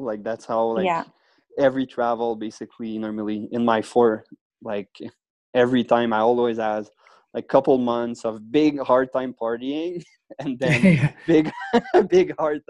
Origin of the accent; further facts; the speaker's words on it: Quebec, Canada; So yes, outside of Quebec City